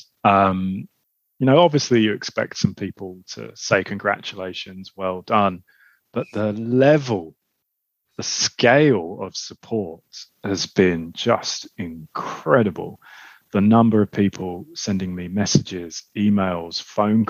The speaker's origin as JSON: {"language": "English", "region": "London", "country": "United Kingdom", "tie": "born or raised there", "said": "I grew up in Southeast London, grew up in Lewisham."}